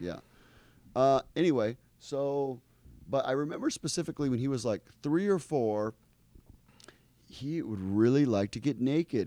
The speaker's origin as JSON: {"language": "English", "country": "Ecuador", "tie": "born or raised there", "moved": "yes", "said": "I grew up in Ecuador."}